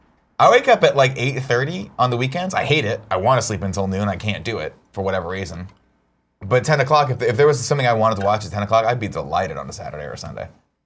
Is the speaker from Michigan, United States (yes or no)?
no; Southern California, United States; Growing up in Southern California